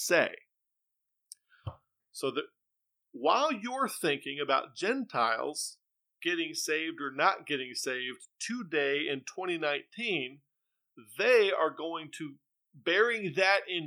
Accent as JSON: {"language": "English", "country": "United States", "said": "I'm an American"}